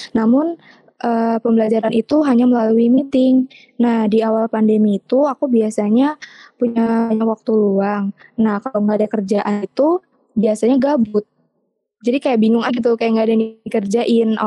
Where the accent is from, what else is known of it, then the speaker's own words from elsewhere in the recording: Riau, Indonesia; now in Central Kalimantan, Indonesia; Untuk asalnya aku asalnya dari Riau tapi hmm. sekarang tinggalnya di Kalimantan Tengah.